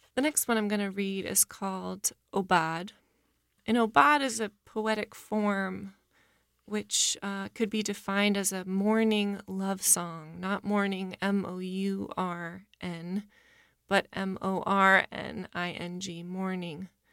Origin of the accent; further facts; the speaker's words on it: Portland, Maine, United States; moved away as an adult; now in New Orleans, United States; I'm originally from Portland, Maine. I've been living in New Orleans for seven years